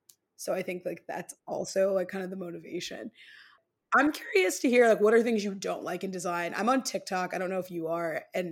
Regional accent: Midwest, United States; As a Midwesterner, people make choices in their home that I wouldn't make.

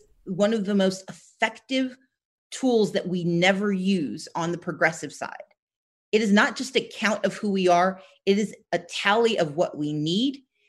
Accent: the South, United States; I mean, look, I'm from the South. I always anticipate the worst.

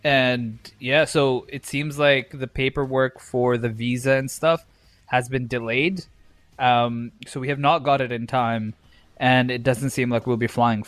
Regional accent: India; Bro, I'm Indian. My mustache grows fast.

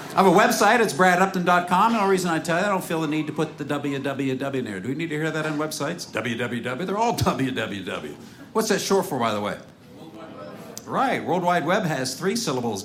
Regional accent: Seattle, Washington, United States; I'm from Seattle

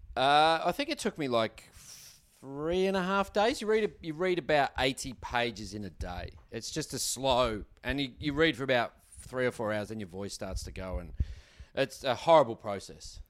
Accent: Australia; We're Australian

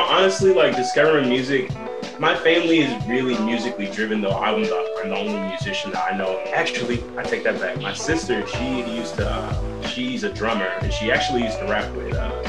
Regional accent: St. Louis, Missouri, United States; I'm from St. Louis, born and raised in the area.

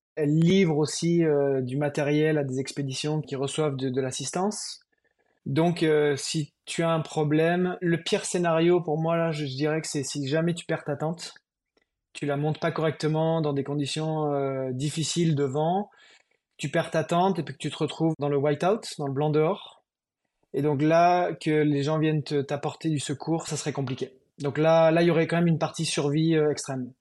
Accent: France

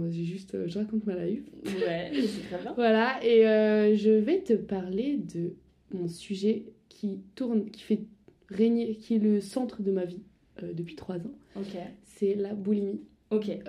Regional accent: Strasbourg, Grand Est, France; moved away as an adult; now in Paris, France; j'ai 21 ans, je viens à la base de Strasbourg

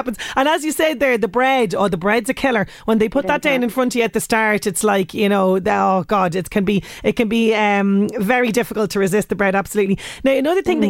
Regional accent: Ireland; as Irish people

